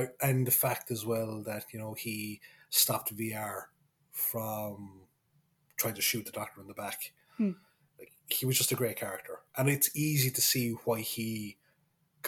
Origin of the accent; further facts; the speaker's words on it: Kerry, Munster, Ireland; accent: Kerry; my accent kind of slipped back into Kerry